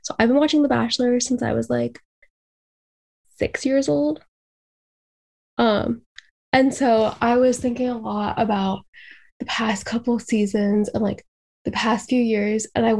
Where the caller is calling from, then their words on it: Boston, Massachusetts, United States; I'm from Boston, Massachusetts.